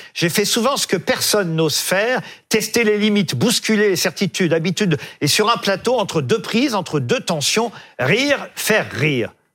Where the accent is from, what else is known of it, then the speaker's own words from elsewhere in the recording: France; chez nous en France